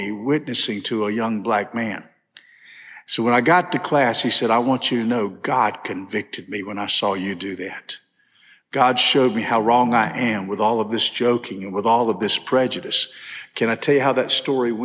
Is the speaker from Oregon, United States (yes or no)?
no; Macon, Georgia, United States; I grew up in Macon, Georgia